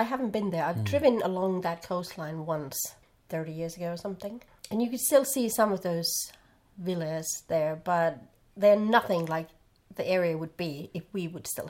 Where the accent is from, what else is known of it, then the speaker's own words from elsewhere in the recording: Finland; accent: Karelian dialect; English is a second language; moved away as an adult; now in Seinäjoki, Finland; "Oh, I'm from Kite," and, "Oh, how did you end up here?" And people are still amazed, like, "How can you move from other side of the country to here?"